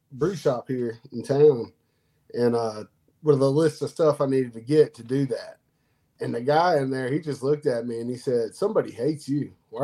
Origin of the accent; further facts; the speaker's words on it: North Carolina, United States; also born or lived in Florida; I'm from North Carolina. I'm from North Carolina. We moved here when I was three. I was born in Florida, but we moved here when I was three.